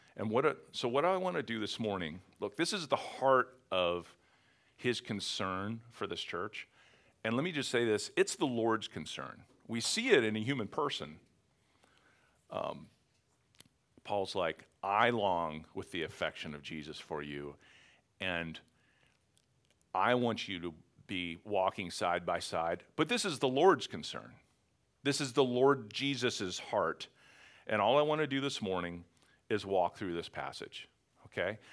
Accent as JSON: {"language": "English", "region": "Western Pennsylvania", "country": "United States", "also_born_or_lived": "Philadelphia area", "moved": "yes", "lives_now": "Philadelphia, United States", "said": "I'm from Western Pennsylvania"}